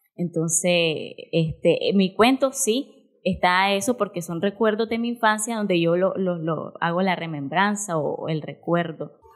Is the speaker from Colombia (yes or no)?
no; Nicaragua; en un pueblito de aquella época de los 90 no íbamos a tener cursos como estos, donde mi papá o mi mamá me pudieran llevar para involucrarme en el mundo de las artes escénicas y no tenían el dinero o las condiciones para pagarme un privado o traerme a Managua porque esos cursos eran inimaginables en el pueblito donde yo nací